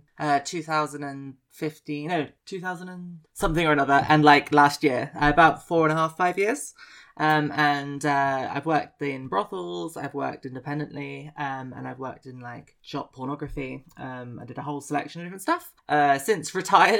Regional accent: Exeter, South West England, United Kingdom; moved away as an adult; now in Edinburgh, United Kingdom; Well, originally I'm from the rural world of Devon. I grew up in Exeter and then spent my life growing up near the sea.

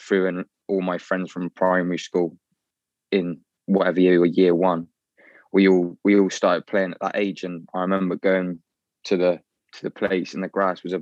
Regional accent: Taunton, South West England, United Kingdom; I was born in Taunton at Musgrave Park Hospital

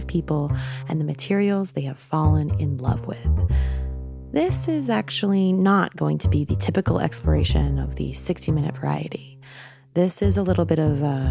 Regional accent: New York, United States; moved away; I went back to my home state in New York

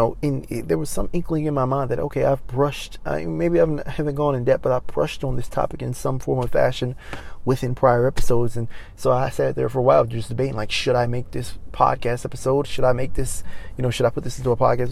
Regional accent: Maryland, United States; moved away as an adult; now in Los Angeles, United States; I go back to my hometown of Maryland

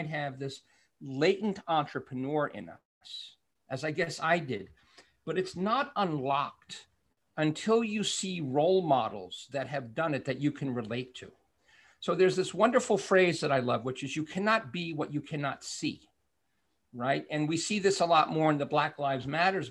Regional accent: New York City, New York, United States; I'm from Brooklyn

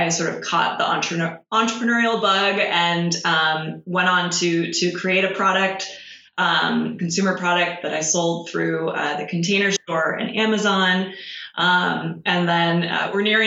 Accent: Palo Alto, California, United States; I'm originally from Palo Alto, California. So I grew up in Silicon Valley

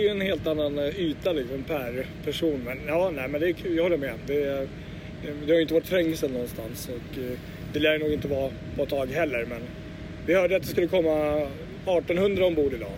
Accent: Åkersberga, Stockholm County, Sweden; en liten bit utanför Åkersberga. Det är mina hemtrakter

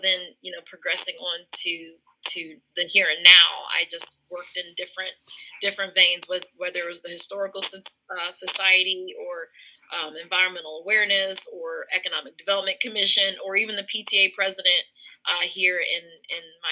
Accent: Elida, Ohio, United States; also born or lived in Forest Park, Ohio; I'm from a country town called Elida, which is just outside of Lima

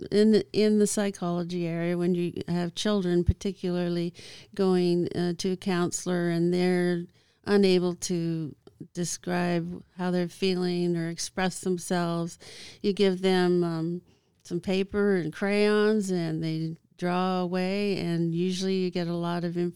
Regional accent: Vancouver, British Columbia, Canada; I um, started out in Canada. Um, I was born in Vancouver, Canada.

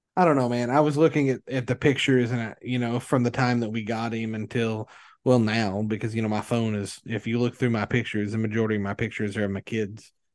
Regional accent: Kentucky, United States; I'm from Kentucky

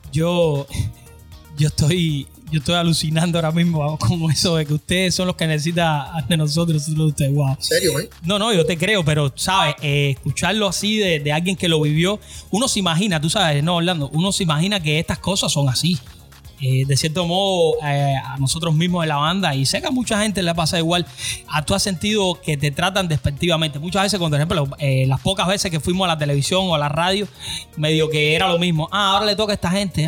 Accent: Cuba; now in United States; salí de Cuba

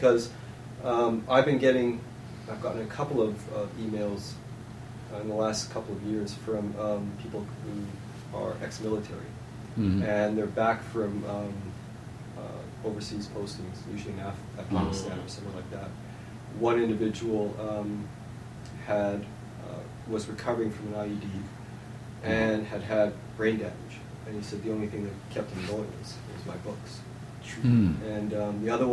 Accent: Winnipeg, Manitoba, Canada; I grew up in Winnipeg, which has the largest First Nations population, urban population in all of Canada.

